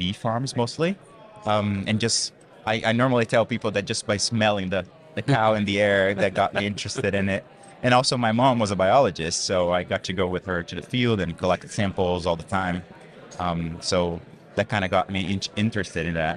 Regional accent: Central-West Brazil, Brazil; moved away as an adult; now in United States; I'm originally from Brazil, Middle West region of Brazil

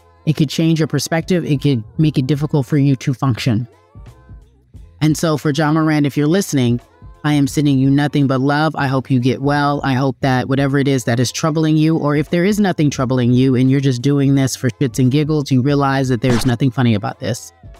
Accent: Baltimore, Maryland, United States; I grew up in Baltimore, and you know, I fought a lot in high school because I stay on ready, and I got a GED.

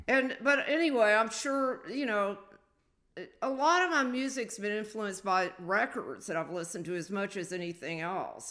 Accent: the South, United States; I was a Southerner. You know, I was from the South

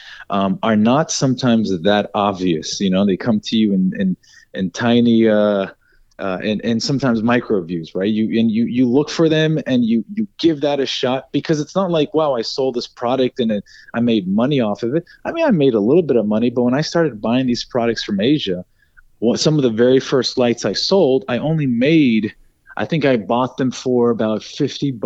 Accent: Dallas, Texas, United States; also born or lived in Raleigh, North Carolina / Austin; I grew up in Dallas. I lived there for nearly 18 years before I went to school in Austin.

